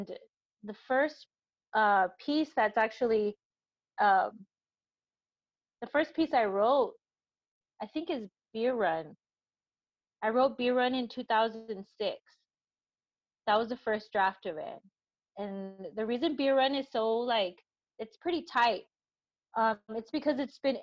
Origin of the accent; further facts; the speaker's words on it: El Paso, Texas, United States; I'm from El Paso